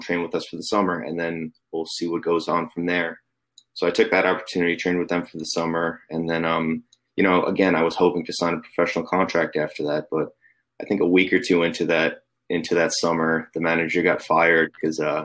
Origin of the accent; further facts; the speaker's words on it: Long Island, New York, United States; moved away as an adult; also born or lived in Philadelphia, United States / Germany / England; I'm originally from New York, Long Island, New York. So I played club soccer out there